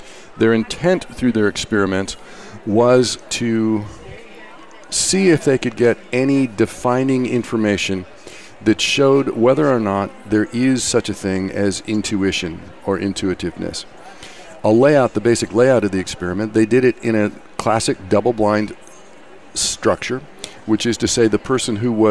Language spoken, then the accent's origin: English; Kansas, United States; now in San Francisco Bay Area, United States; I actually grew up in Kansas